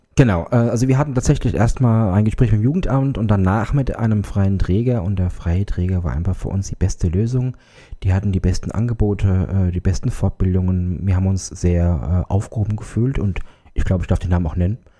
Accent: Germany; Ich komme aus der Nähe von Altenstadt.

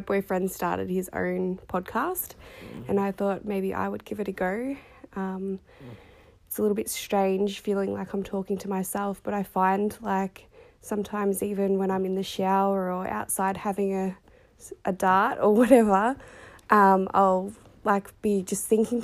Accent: Sunbury, Victoria, Australia; I am from Victoria, Australia. I live in Sunbury and I have done all of my life. Was born in the Sunbury Hospital

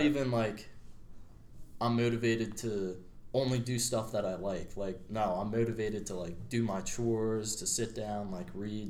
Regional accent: Media, Pennsylvania, United States; I grew up in Media, Pennsylvania. So I'm uh, still in my, my home state here.

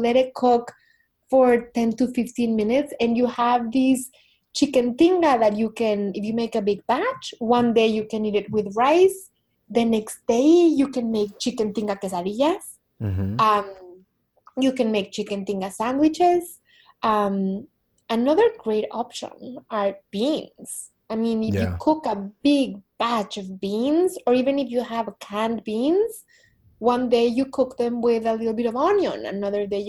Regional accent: Mexico; growing up in Mexico, which is a country that is like really 99% Catholic

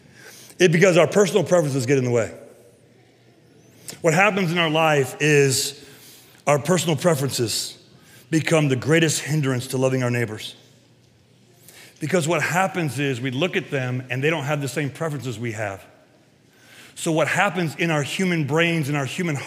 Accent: Castalia, Ohio, United States; I grew up in Castalia

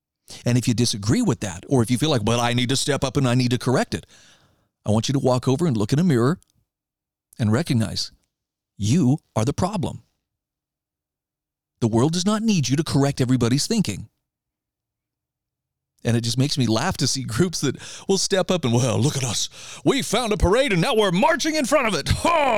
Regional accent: Idaho, United States; Case in point, there is a group in my home state of Idaho right now called Idaho Leaders United.

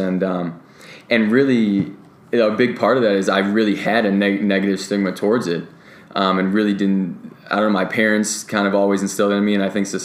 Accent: Cleveland, Ohio, United States; moved away; I'm actually originally from Cleveland, Ohio

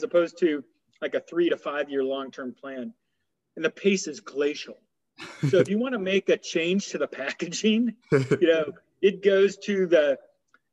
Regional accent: Sioux City, Iowa, United States; moved away as an adult; also born or lived in Chicago; I'm an Iowa native, and so I grew up in Sioux City

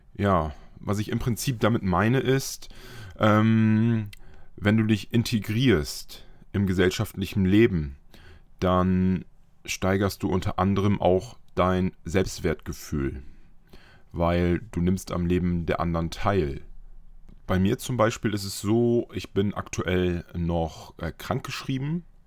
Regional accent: Friesland, Lower Saxony, Germany; moved away; bin ich in meine alte Heimat gefahren, noch aus Friesland

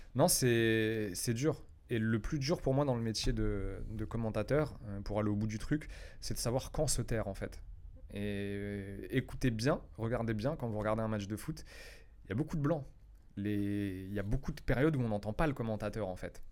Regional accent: France; moved away as an adult; now in Paris, France; Je viens d'une petite ville de province

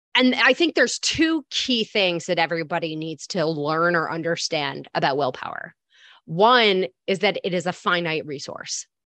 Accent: Michigan, United States; moved away as an adult; now in New York, United States; I'm born and raised in Michigan, but I've been in New York for seventeen years

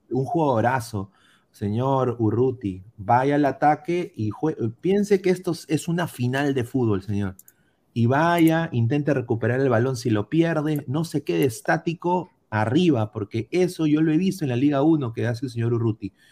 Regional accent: Peru; como peruanos

